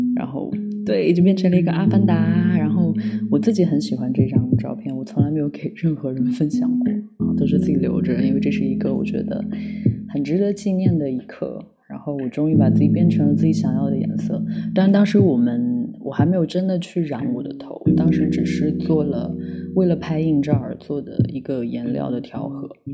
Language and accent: Chinese; Lanzhou, Gansu, China; accent: Lanzhou dialect; 在我们兰州话里面就是美女的意思